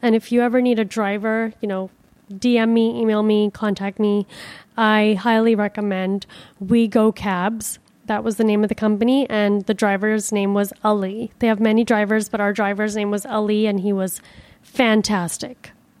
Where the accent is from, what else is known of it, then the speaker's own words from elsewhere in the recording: Miami, Florida, United States; You know, I'm from Miami. Like, this is fucking freezing.